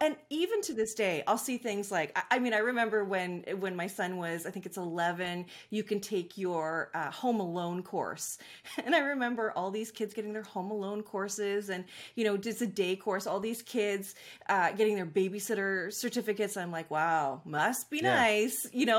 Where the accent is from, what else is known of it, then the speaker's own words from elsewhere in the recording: Vancouver, British Columbia, Canada; I grew up, I live in Vancouver, British Columbia, so nice. I'm Canadian. Born and raised here.